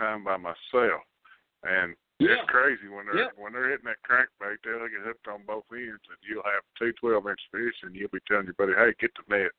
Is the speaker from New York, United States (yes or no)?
no; South Shore, Kentucky, United States; I'm actually from South Shore, which is close to Ashland.